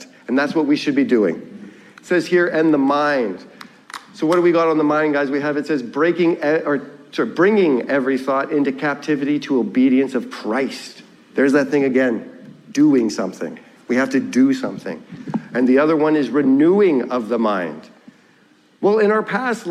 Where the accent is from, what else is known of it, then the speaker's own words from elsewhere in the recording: Ontario, Canada; moved away; I'm from Ontario